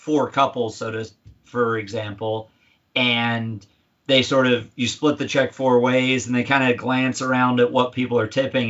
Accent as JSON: {"language": "English", "region": "California", "country": "United States", "also_born_or_lived": "Central Indiana", "moved": "as an adult", "lives_now": "Indiana, United States", "said": "we talk about being Californian Hoosiers, because while we're both from California and our roots are still there, we've grown and blossomed and started our family here"}